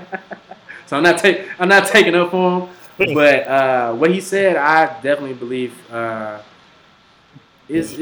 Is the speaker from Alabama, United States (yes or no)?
yes; Mobile, Alabama, United States; We're all from Mobile. From Alabama